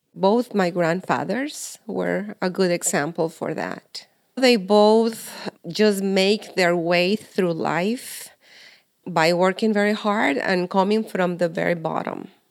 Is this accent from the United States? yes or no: no; Mexico; moved away; I am Maribel's mother, and I was born in Mexico